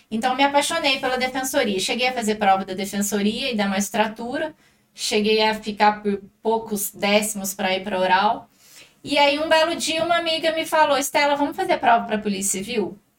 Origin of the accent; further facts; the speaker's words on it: Pouso Alegre, Minas Gerais, Brazil; Eu sou de Pouso Alegre, minha naturalidade é daqui, só que meus pais são de fora.